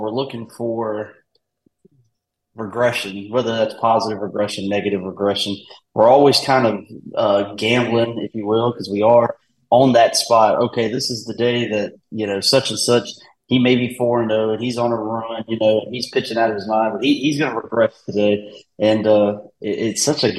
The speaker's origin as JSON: {"language": "English", "region": "Virginia", "country": "United States", "said": "I'm from Virginia here"}